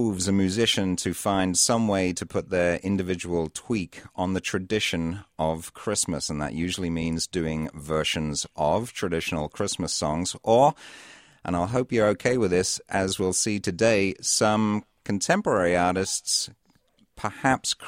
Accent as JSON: {"language": "English", "town": "Cambridge", "region": "East of England", "country": "United Kingdom", "tie": "born or raised there", "moved": "yes", "lives_now": "Minnesota, United States", "said": "I grew up just outside Cambridge in the UK"}